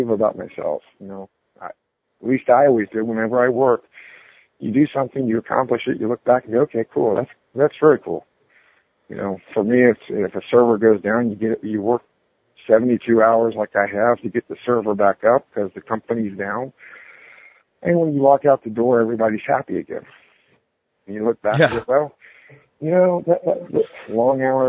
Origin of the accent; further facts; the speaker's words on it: Ohio, United States; now in Atlanta area, United States; I grew up in Ohio. I'm from farm country